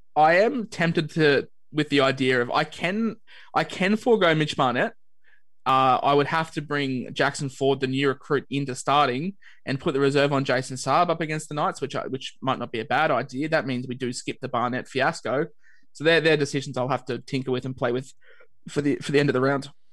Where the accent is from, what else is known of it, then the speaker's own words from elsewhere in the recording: Queensland, Australia; as a Queenslander